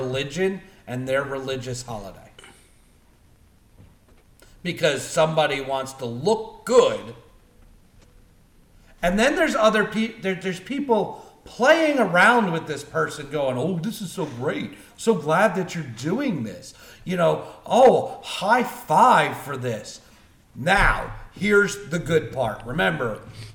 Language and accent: English; Cherry Hill, New Jersey, United States; I grew up in Cherry Hill, New Jersey, which is predominantly Jewish